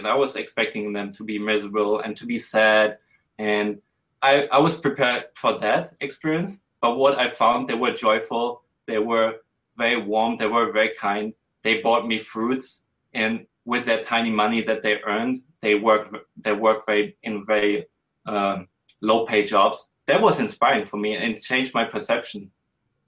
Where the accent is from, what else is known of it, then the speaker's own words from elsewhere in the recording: Germany; also born or lived in Switzerland / Hong Kong; I'm a white male. I'm from Germany